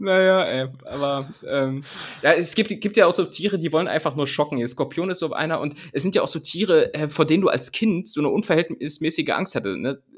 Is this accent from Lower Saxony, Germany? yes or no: yes; home region containing Bad Pyrmont, Lower Saxony, Germany; in meiner, in meiner Heimat, ähm, die Stadt Bad Pyrmont